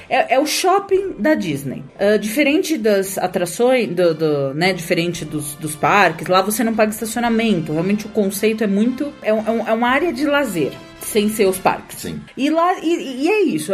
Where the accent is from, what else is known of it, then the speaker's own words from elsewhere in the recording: São Paulo, Brazil; A gente é de São Paulo